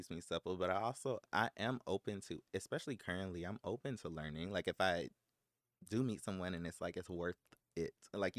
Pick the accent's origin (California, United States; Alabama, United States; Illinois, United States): California, United States; Los Angeles; I'm from South Central Los Angeles. I grew up in the jungle.